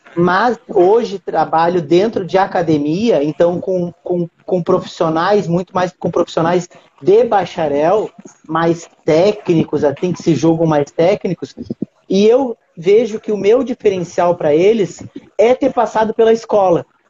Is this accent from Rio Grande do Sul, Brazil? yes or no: yes; Uruguaiana, Rio Grande do Sul, Brazil; moved away as an adult; now in Rio de Janeiro, Brazil; nem sabem que eu sou de Uruguaiana, mas eu sou de Uruguaiana